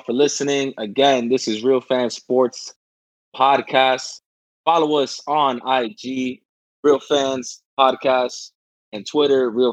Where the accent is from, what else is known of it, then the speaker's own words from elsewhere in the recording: New York City, New York, United States; I'm from Brooklyn